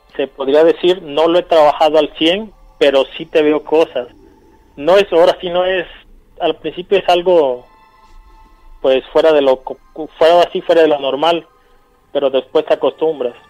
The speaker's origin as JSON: {"language": "Spanish", "town": "San Isidro", "country": "Mexico", "lives_now": "Orizaba, Mexico", "said": "Yo llamo, estoy ahorita en Orizaba, pero yo soy de una comunidad de San Isidro"}